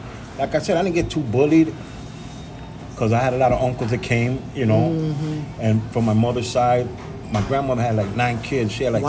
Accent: Chicago, Illinois, United States; also born or lived in Puerto Rico; Okay, I was born in Puerto Rico. Came here, maybe 5, 6, can't remember too much. And landed on, some strange reason, landed in Chicago on Division and Walcott. And I was there till I'm still there, you could say

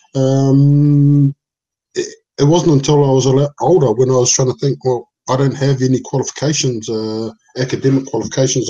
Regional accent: Auckland, New Zealand; English is a second language; where I grew up on Preston Road, Otara

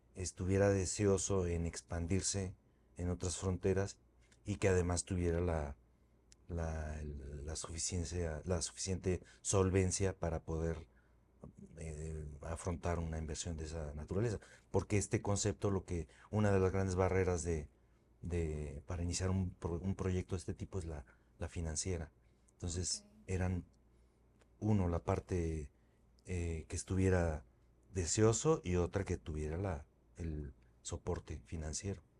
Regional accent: Mexico; moved away as an adult; also born or lived in Spain; el regresarme a México fue pues algo más sencillo de alguna manera porque ya lo había hecho y además con unas bases mucho más sólidas ahora en mi país

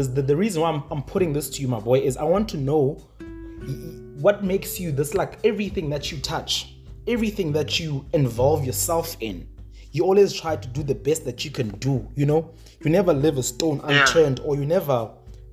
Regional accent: East London, Eastern Cape, South Africa; moved away; I came from East London and I was living a different life

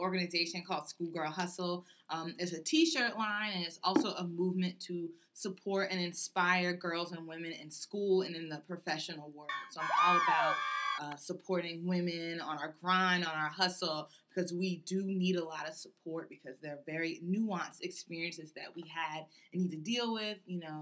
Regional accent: Richmond, Virginia, United States; also born or lived in Charlottesville, Virginia; I'm from Richmond, and I live on the range

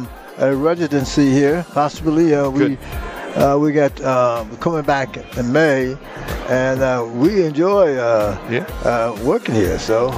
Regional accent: Youngstown, Ohio, United States; born there; I was born in Youngstown, Ohio.

